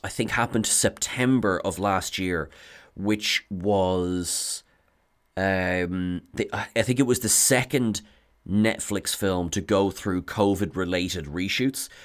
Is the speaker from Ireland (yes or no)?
yes; Ireland; I am said Irishman